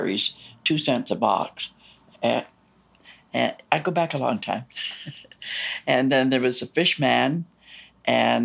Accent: Toronto, Ontario, Canada; also born or lived in Fairbank, Toronto; We moved from Mount Dennis to Fairbank

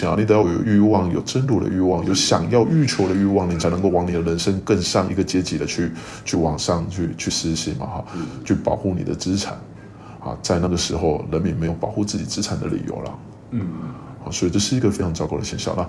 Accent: Kaohsiung, Taiwan; 做好我们高雄人啊，不要有这种这种思维啊

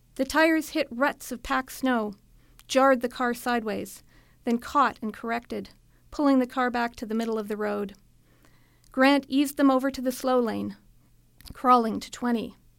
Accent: Edmonton, Alberta, Canada; also born or lived in Saskatchewan / Thunder Bay / Japan / Calgary; I grew up in Edmonton. I was born in Saskatchewan, but my family moved here when I was eight.

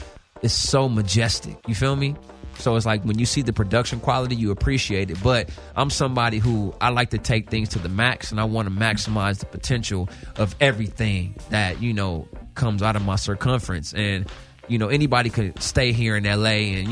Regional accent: Los Angeles, California, United States; I'm born and raised in Cali, South Central.

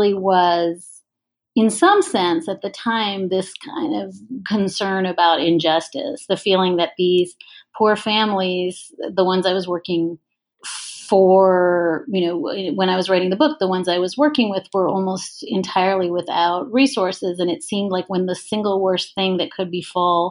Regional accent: Ontario, Canada; moved away; I grew up in Ontario

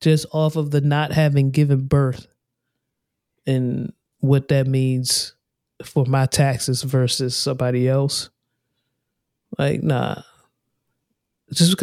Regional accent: Prince George's County, Maryland, United States; moved away; I come from Prince George's County. I come from a state of Maryland

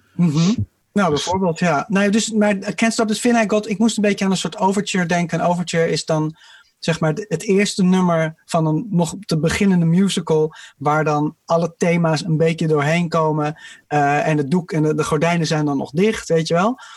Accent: England, United Kingdom; als Engelsman

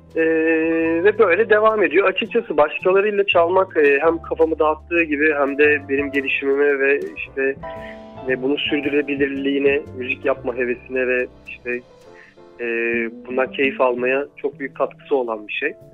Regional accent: Giresun, Turkey; moved away; çocukluğunun ya da 20 yaşına kadarki hayatının bir kısmı e, Giresun'da geçen birisi olarak

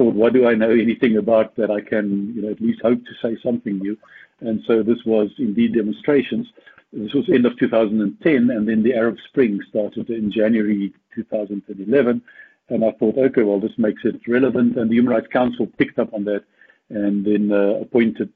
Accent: South Africa; I'm from South Africa, as you know, grew up here and studied here

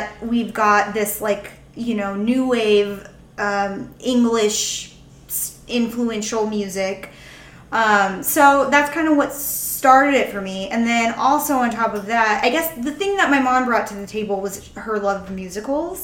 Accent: Texas, United States; moved away as an adult; also born or lived in Ohio / San Antonio / Austin; now in San Francisco, United States; I am also from Texas.

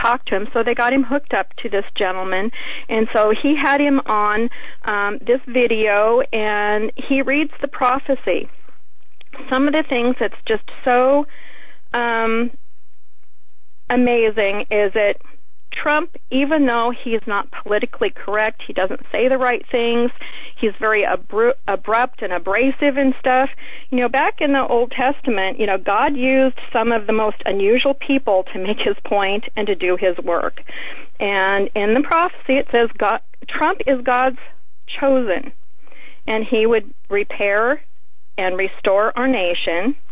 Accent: Alaska, United States; I'm from Alaska, so I'm outspoken like Sarah Palin

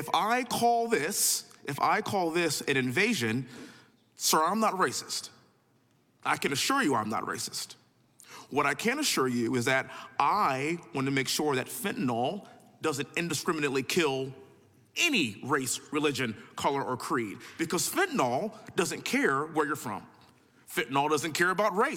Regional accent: Texas, United States; also born or lived in Houston; born and raised in Texas, living in Houston

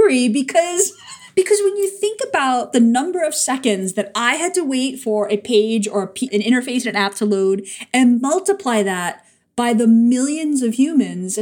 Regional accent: New York, United States; a New Yorker

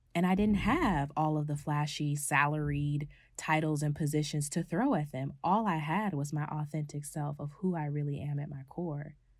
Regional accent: California, United States; my family dynamic in my hometown in California has kind of shifted

